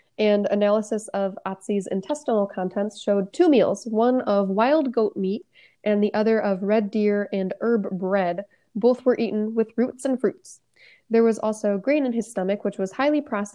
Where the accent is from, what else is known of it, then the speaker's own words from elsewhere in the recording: United States; I'm American